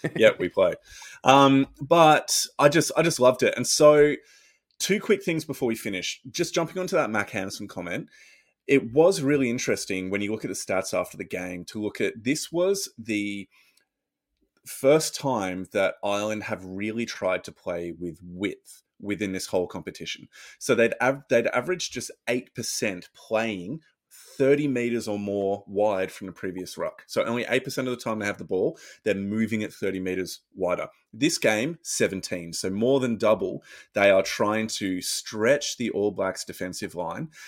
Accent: Australia; As an Australian rugby fan

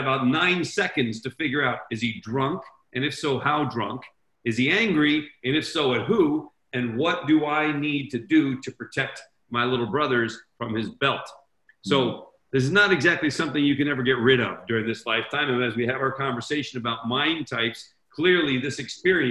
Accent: Switzerland; when I was 8 years old, growing up in Switzerland

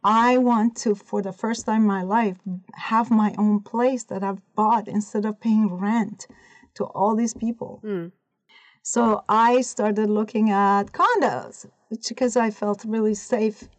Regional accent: Iran; moved away as an adult; also born or lived in California / Oregon; now in United States; I was born and raised in Iran. I was 18 when I came to the United States.

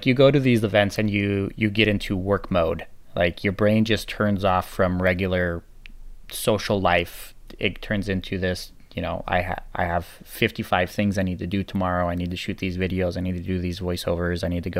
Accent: Italy; also born or lived in United States; actually grew up in Italy. I lived there for 13 years when I was a kid growing up. And so even though I'm American and I do stand out as far as, you know, my looks, I don't look Italian

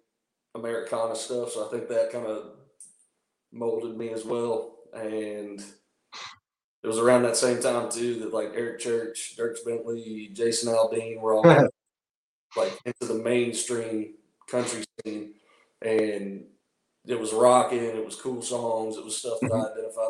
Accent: North Carolina, United States; my hometown in North Carolina

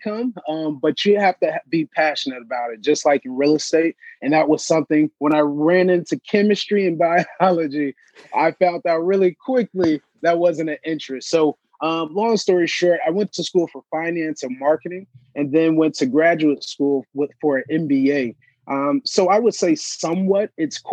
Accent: Chicago, Illinois, United States; I'm actually a native, born and raised in Chicago, south side of Chicago

